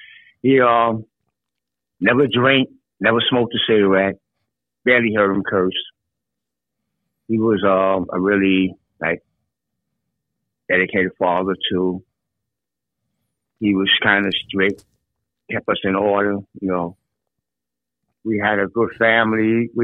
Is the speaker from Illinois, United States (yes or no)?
yes; Chicago, Illinois, United States; born or raised there